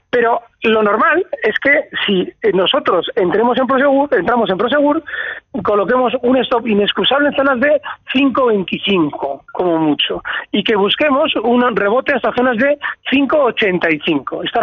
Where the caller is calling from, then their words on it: Vitoria, Basque Country, Spain; Hola, buenos días. … de Vitoria.